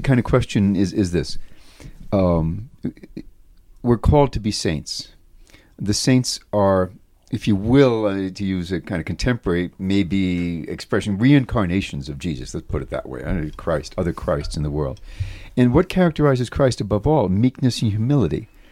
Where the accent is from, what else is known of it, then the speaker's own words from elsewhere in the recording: New York, United States; my hometown, like New York